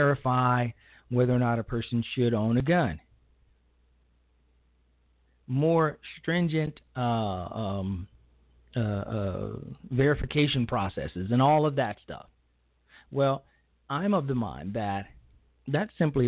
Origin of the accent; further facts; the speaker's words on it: Chicago, Illinois, United States; my hometown of Chicago